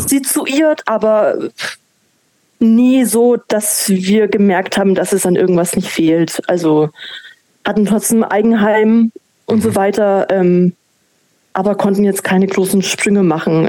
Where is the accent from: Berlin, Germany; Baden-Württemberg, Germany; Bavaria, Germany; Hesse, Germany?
Bavaria, Germany; Manching; also born or lived in Ingolstadt; ich bin zwar in Ingolstadt geboren, aber aufgewachsen in Manching